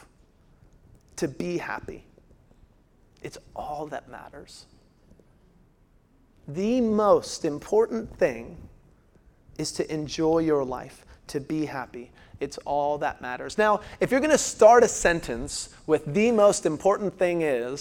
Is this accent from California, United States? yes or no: no; Washington, United States; moved away; also born or lived in Phoenix; I grew up in Washington State, where it's like two weathers